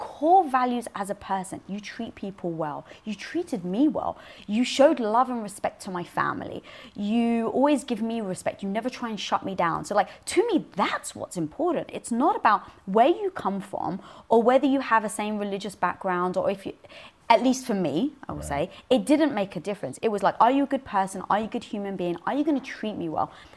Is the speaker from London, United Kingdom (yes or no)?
yes; London, United Kingdom; I was brought up in North London around a Greek and Turkish community.